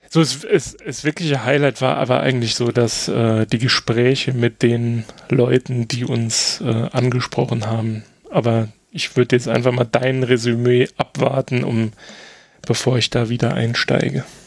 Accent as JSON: {"language": "German", "country": "Germany", "said": "als Deutscher"}